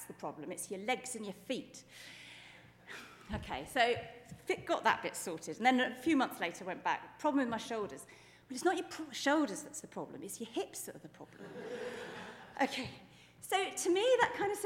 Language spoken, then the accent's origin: English; United Kingdom; we're British